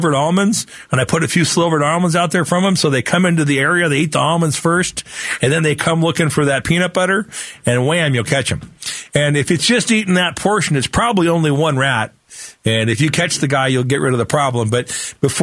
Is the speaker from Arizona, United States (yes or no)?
yes; Phoenix, Arizona, United States; I grew up here in Sunny Slope